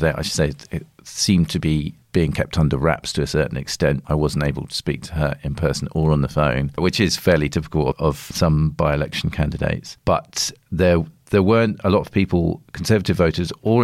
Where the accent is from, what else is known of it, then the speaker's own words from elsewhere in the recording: Devon, South West England, United Kingdom; moved away as an adult; I was born in Devon. I grew up there and I lived there until I was 18.